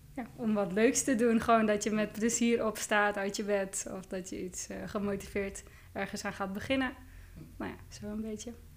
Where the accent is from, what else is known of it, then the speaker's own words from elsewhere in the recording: Joure, Friesland, Netherlands; Ik kom uit Joude